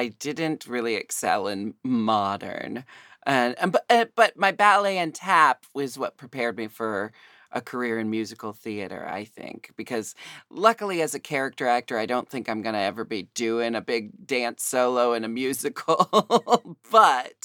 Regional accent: Portland, Oregon, United States; moved away; also born or lived in Seattle; I was born and raised in Portland and I'm happy to be back here

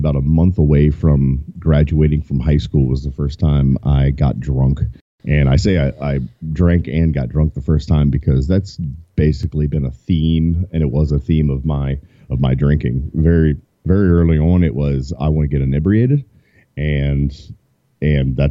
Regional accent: Southern Maryland, United States; moved away as an adult; also born or lived in Baltimore, Maryland / North Carolina; now in Easley, United States; I'm originally from Maryland, Southern Maryland, to be exact

